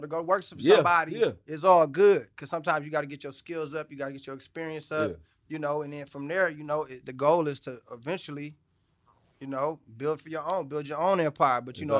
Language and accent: English; Oakland, California, United States; Man, listen, man, I'm from Oakland, man. So, you know, we come from humble begins.